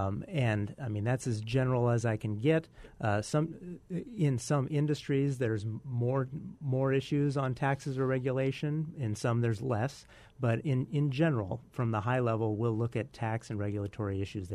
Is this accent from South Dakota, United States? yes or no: yes; Tripp, South Dakota, United States; No, I grew up in the East River, {S1} south {S2} of Mitchell, in a little town of about 600 people called Tripp